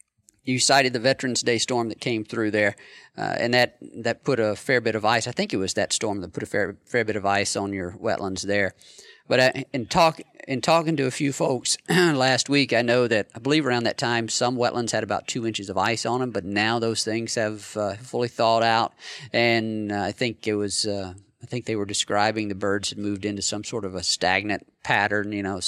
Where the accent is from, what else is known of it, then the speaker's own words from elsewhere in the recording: North Mississippi, United States; growing up in North Mississippi